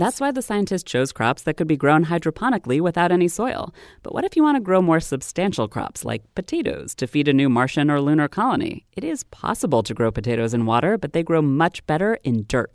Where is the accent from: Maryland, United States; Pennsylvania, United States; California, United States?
Maryland, United States; my home state of Maryland